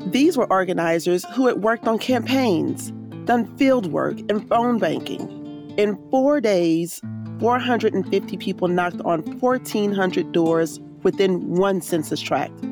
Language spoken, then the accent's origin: English; Houston, Texas, United States; Yes, I'm in Houston. I, am I was actually born in Houston. I'm from Texas oh, originally.